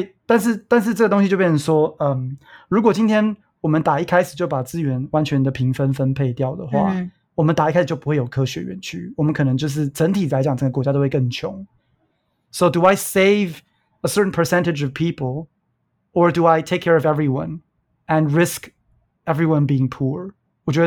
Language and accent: Chinese; Hsinchu, Taiwan; 因为我说我在新竹长大的嘛